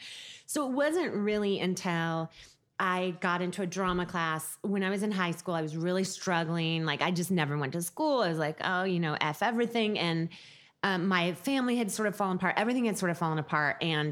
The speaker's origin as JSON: {"language": "English", "region": "Pacific Northwest", "country": "United States", "tie": "born or raised there", "said": "For the first part of my life, till I was like 6 or 7, we went out, we went on that boat a lot."}